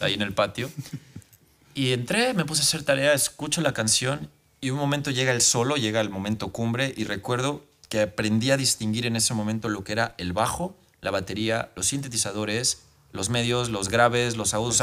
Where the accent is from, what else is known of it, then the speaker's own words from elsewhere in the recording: Mexico; en mi país